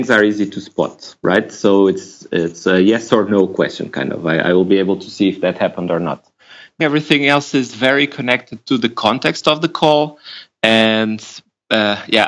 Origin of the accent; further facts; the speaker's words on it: Lisbon, Portugal; now in Berlin, Germany; So I'm Portuguese. I was born in Lisbon. I live in Berlin now. So that's already, I'm away from my hometown